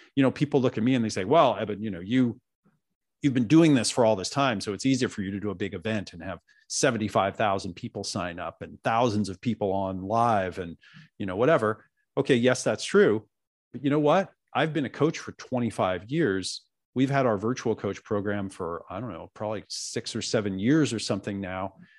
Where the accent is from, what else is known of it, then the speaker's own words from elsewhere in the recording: Oregon, United States; also born or lived in New York; I was born in New York, and they didn't want me to grow up in New York, so they moved to Oregon. So I grew up out in the woods of Oregon with these hippie parents